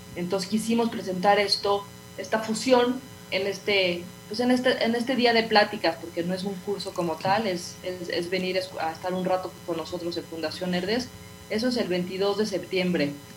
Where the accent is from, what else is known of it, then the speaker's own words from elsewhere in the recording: Mexico; como somos mexicanos